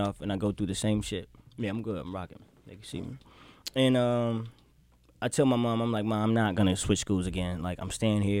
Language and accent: English; Miami, Florida, United States; I'm from Miami, so I got bad temper and a crazy mouth.